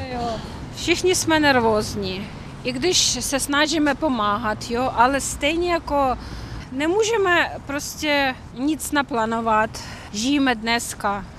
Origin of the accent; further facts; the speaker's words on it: Kyiv, Ukraine; Czech is a second language; jsem z Kyjeva, celý život žiju v Kyjevě